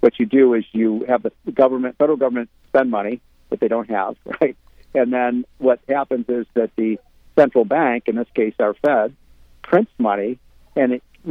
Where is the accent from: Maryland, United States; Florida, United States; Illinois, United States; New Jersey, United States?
Illinois, United States; my home state of Illinois